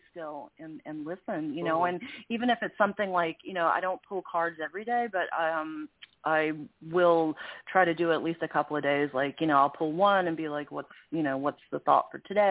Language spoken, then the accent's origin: English; New York City, New York, United States; I grew up in New York City